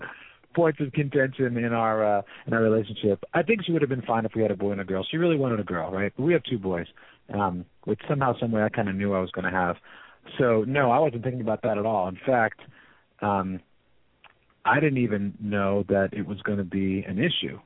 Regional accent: San Francisco, California, United States; I'm from San Francisco

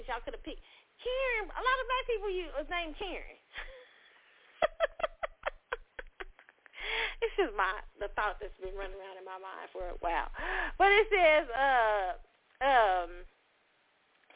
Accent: Midwest, United States; I grew up in the Midwest as a Black girl

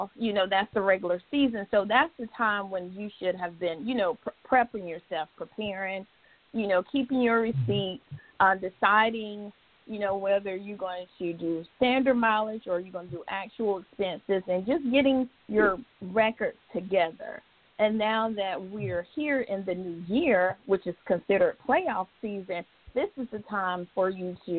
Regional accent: Williston, South Carolina, United States; I'm originally from Williston, South Carolina.

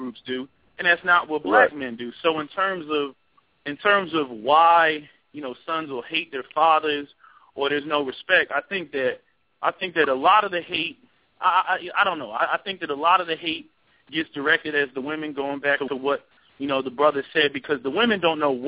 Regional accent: New Jersey, United States; now in Philadelphia, United States; I'm originally from Jersey

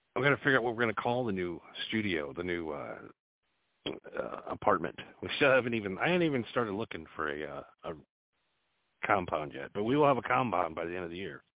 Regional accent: United States; I'm an American

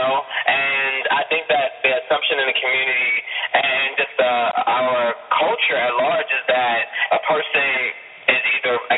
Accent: United States; I'm an American

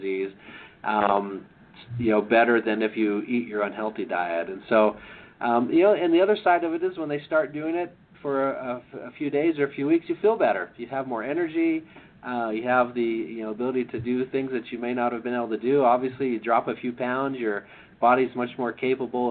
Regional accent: Idaho, United States; now in Utah, United States; I grew up in Idaho

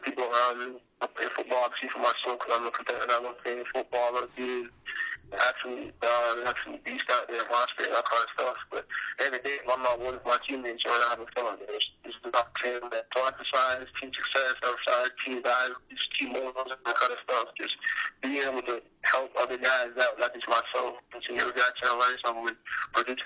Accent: Toronto, Ontario, Canada; moved away; I'm from Toronto

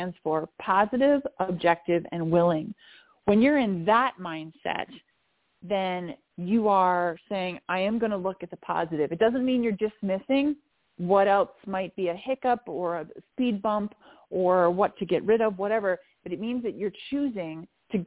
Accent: Minnesota, United States; I grew up in the Midwest in the United States of America. I grew up in Minnesota

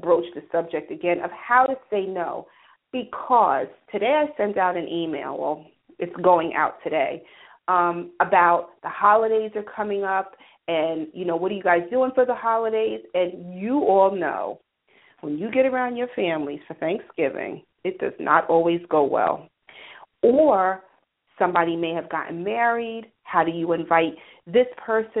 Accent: New York, United States; also born or lived in Atlanta; I'm from New York

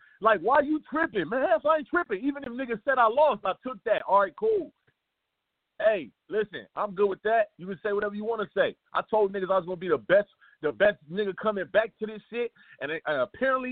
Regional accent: Los Angeles, California, United States; I'm actually from South Central

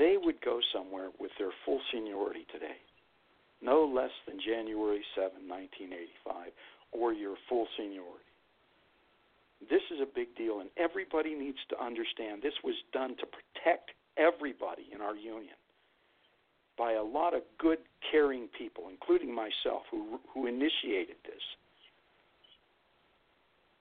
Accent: Youngstown, Ohio, United States; moved away as an adult; also born or lived in Flint, Michigan; now in Lansing, United States; I'm from the Valley in Youngstown, Ohio, but I lived here my whole adult life right after high school

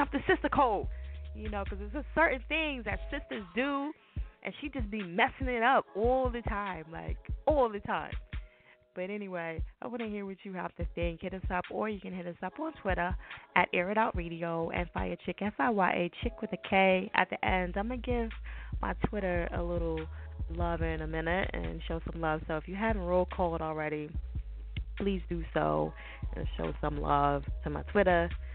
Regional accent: New Jersey, United States; I'm from Jersey

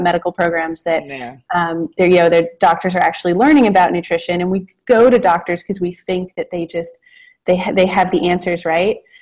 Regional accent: Los Angeles, California, United States; now in Portland, United States; we live in Portland, Oregon now. I'm from California originally, from Los Angeles. Have always grown up around food

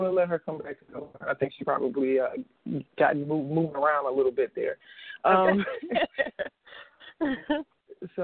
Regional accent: Chicago, Illinois, United States; my hometown of Chicago

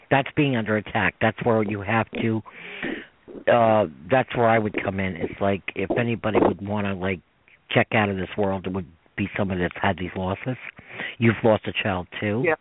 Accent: New York, United States; I'm from New York

